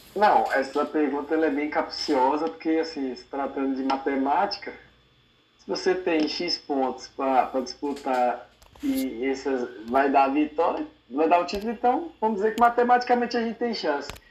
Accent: Brasília, Federal District, Brazil; na minha terra, em Brasília

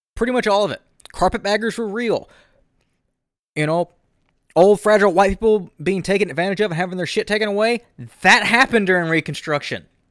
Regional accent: the South, United States; I'm from the South

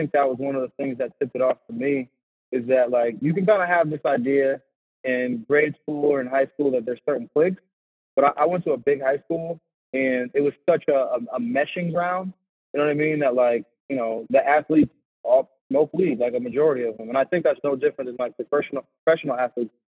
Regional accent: Bridgeport, Connecticut, United States; moved away as an adult; also born or lived in Naugatuck, Connecticut; now in Worcester, United States; I'm from Bridgeport, Connecticut. I lived in Bridgeport for a while, lived in Naugatuck, so southern, Connecticut, and then I went to Trumbull High School

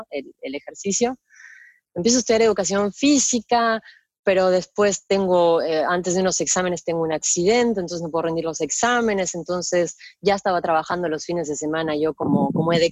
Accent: San Fernando, Buenos Aires Province, Argentina; Yo nací eh, en, Argentina, en Buenos Aires, en San Fernando, eh, capital nacional de la náutica. Es un, un barrio de zona norte, eh, a una hora de la capital, ¿no? De la capital de Buenos Aires, capital. Eh, yo ahí crecí

